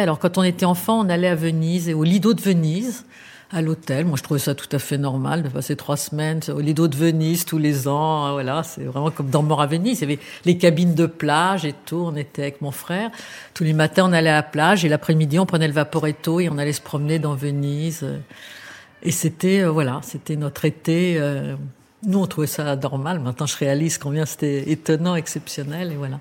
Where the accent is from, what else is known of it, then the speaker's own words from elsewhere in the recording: Paris, Île-de-France, France; une enfance très agréable. À Paris, je suis née à Paris et nous habitions au but de Chaumont.